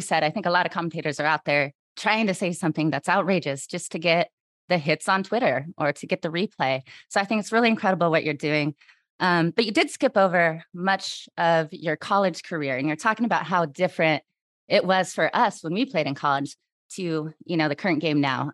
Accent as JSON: {"language": "English", "region": "Washington", "country": "United States", "tie": "born or raised there", "said": "I'm from Washington State"}